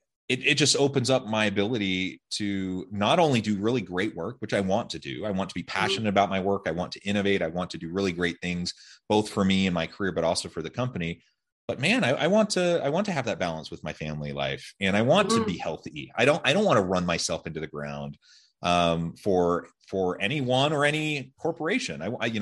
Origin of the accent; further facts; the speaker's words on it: Portland, Oregon, United States; now in Utah, United States; I grew up in Portland, Oregon area. I love the West Coast. I love the Pacific Northwest in particular.